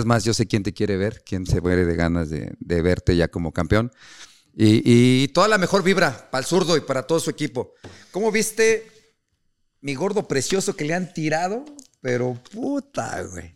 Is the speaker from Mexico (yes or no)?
yes; Mexico City, Mexico; yo soy de la Ciudad de México